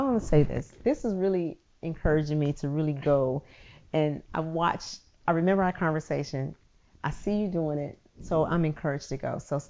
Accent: North Carolina, United States; now in New York, United States; I grew up in North Carolina. My family, so I claim North Carolina. My deep roots was there.

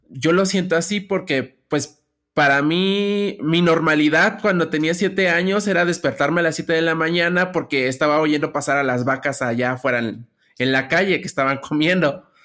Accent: Mexico City, Mexico; tengo 29 años, ya casi cumplí los 30. Este, toda mi vida he vivido en la Ciudad de México, aunque gran parte de mi infancia la pasé en Xochimilco.

